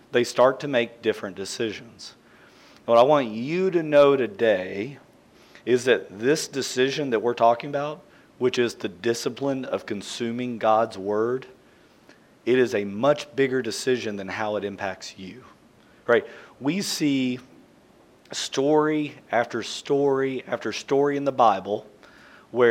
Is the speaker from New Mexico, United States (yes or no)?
no; central Kentucky, United States; I grew up in Kentucky, in central Kentucky